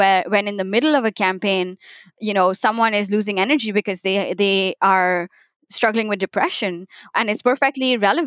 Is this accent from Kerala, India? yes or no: no; Mumbai, Maharashtra, India; moved away; I was born in Mumbai